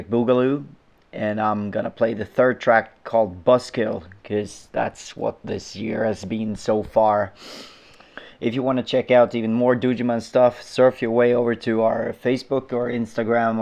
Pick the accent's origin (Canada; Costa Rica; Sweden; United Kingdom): Sweden; Welcome to Sweden! Woo! The best country in the world, and we make the best music in the world